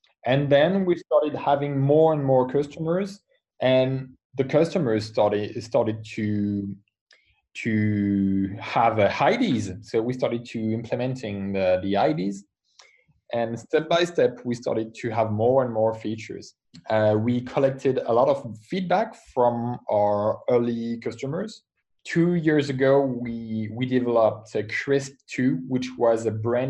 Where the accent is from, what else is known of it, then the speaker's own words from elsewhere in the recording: France; I come from France. I'm a French entrepreneur.